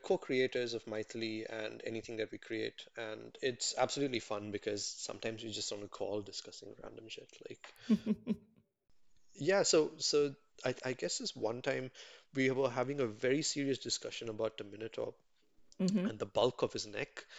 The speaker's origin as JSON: {"language": "English", "town": "Chennai", "region": "Tamil Nadu", "country": "India", "tie": "born or raised there", "said": "growing up in Mugapur in Chennai, and being there. And a lot of my friends, you know, we speak Tamil basically."}